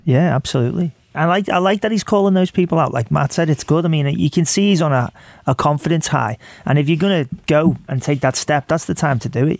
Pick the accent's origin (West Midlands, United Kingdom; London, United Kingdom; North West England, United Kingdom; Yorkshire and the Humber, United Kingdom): North West England, United Kingdom; Liverpool; moved away; I come from Liverpool